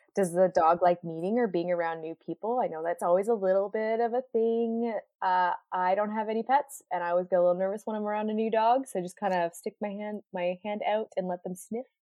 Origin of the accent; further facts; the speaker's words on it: Ottawa, Ontario, Canada; now in Vancouver, Canada; I'm originally from Ottawa